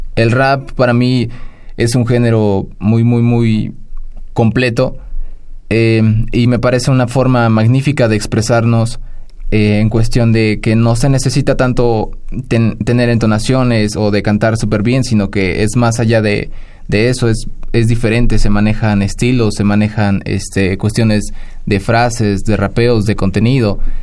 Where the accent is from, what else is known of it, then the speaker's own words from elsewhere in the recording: Cardonal, Hidalgo, Mexico; el ñañú es lo que se habla en mi pueblo natal, en barrio de Tizqui, el municipio cardonal del estado de, Hidalgo.